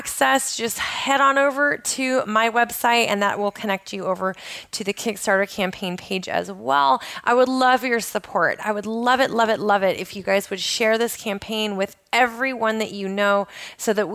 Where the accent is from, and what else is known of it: just outside of Portland, Oregon, United States; born or raised there